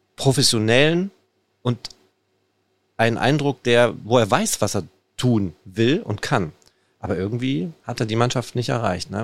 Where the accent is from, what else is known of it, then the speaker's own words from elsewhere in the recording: Ruhr area, North Rhine-Westphalia, Germany; wir sind im Pott, wir kommen aus dem Pott.